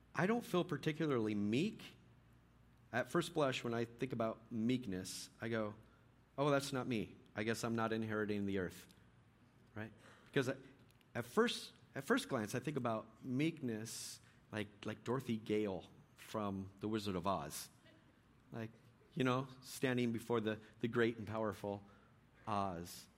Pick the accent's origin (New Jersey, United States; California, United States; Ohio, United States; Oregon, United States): California, United States; Bay Area; moved away; also born or lived in Richmond, California; I was born in the Bay Area, so every time I get down to the Bay, I like to go by old houses